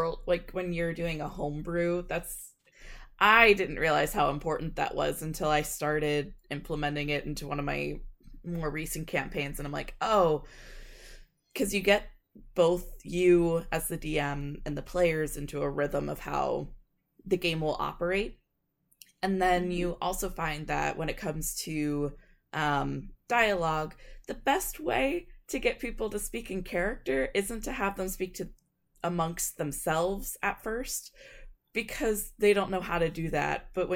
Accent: Kansas, United States; We're just weirdos from Kansas.

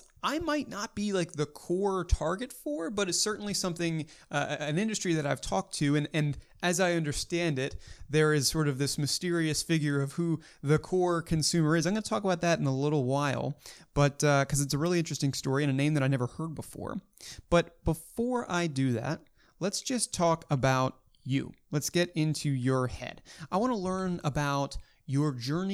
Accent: Baltimore, Maryland, United States; my hometown of Baltimore

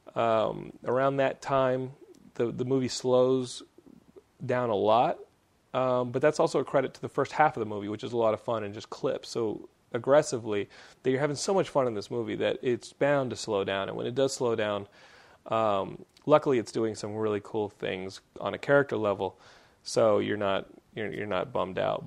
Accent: Texas, United States; accent: Texan; my Texan accent

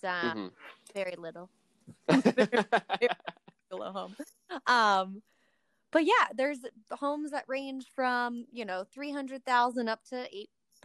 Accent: Vero Beach, Florida, United States; now in St. Croix, U.S. Virgin Islands; Vero Beach, when I grew up there

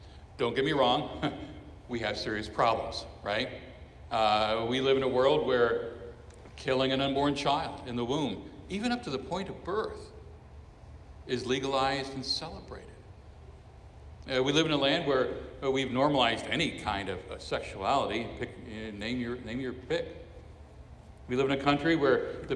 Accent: Miami, Florida, United States; I was born in Miami, Florida. I am a citizen of the United States of America

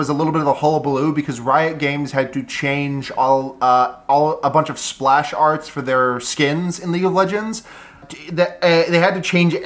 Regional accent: United States; we are American

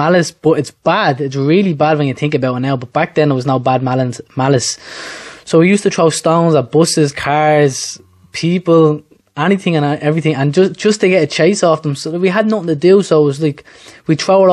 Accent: Dublin, Leinster, Ireland; I'm originally from Charmount Tree Flats now, that knocked down the last probably 4 or 5 years now. But that's where I'm originally from. It's just off the Portobello or Harcourt Street, so it's town, but south side town

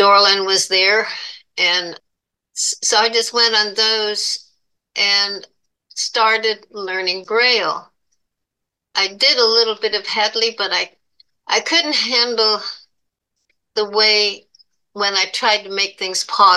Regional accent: Buffalo, New York, United States; moved away; also born or lived in Florida; I was born in Buffalo, New York

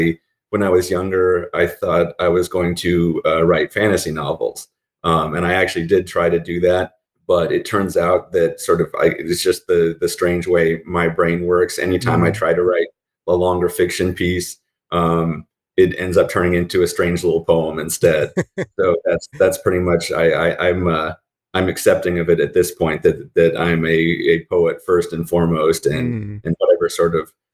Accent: Colorado, United States; also born or lived in California / Germany; I was born in California. We moved around some when I was a kid because my dad was in the Army. So I lived in Germany for a few years. And then we moved to Colorado when I was 7. And I did most of my growing up in Colorado.

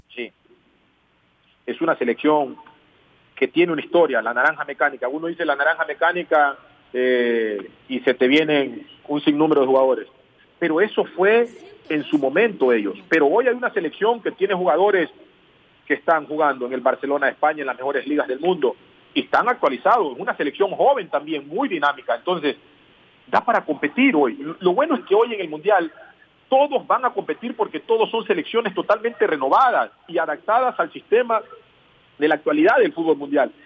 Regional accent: Ecuador; moved away as an adult; also born or lived in Qatar; el un país es porque soy ecuatoriano y no lo voy a cambiar. Y el otro país es porque también soy catarí

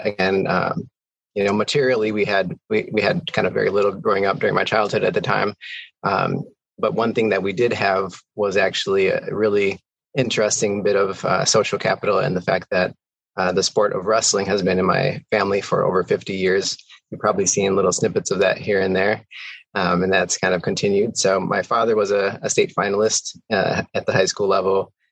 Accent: Milwaukee, Wisconsin, United States; also born or lived in Camp Pendleton, California; now in Baltimore, United States; I grew up in the inner city of Milwaukee on the near south side

